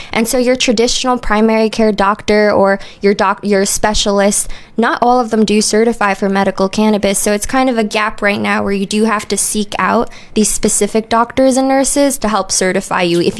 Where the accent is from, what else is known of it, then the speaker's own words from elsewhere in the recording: New York, United States; moved away as an adult; now in Maui, United States; Well, I'm originally from New York, guys, so I'm not really from here, but I just arrived in April around 4:20.